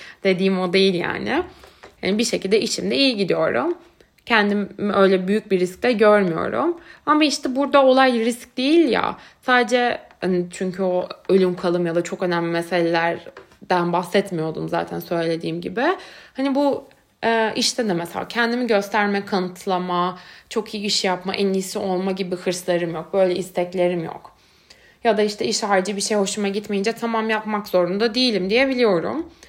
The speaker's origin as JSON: {"language": "Turkish", "country": "Turkey", "tie": "born or raised there", "also_born_or_lived": "Istanbul", "moved": "as an adult", "lives_now": "Berlin, Germany", "said": "ben de Türkiye'de doğdum, büyüdüm"}